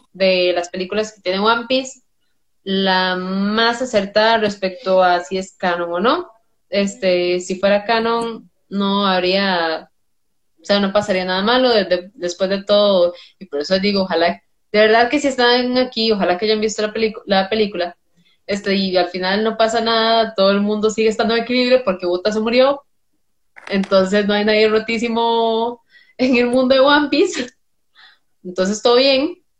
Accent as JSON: {"language": "Spanish", "country": "Costa Rica", "said": "diría uno como tico"}